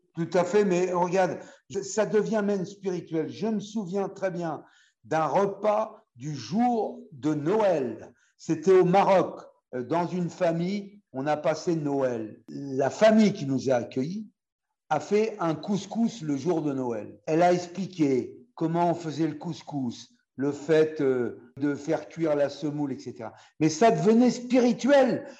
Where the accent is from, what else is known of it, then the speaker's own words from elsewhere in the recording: France; chez nous, en France